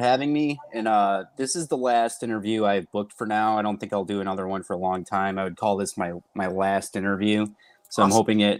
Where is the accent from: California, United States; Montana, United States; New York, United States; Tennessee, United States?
New York, United States; Rochester; So I'm from Rochester, New York. UPW is the local school here.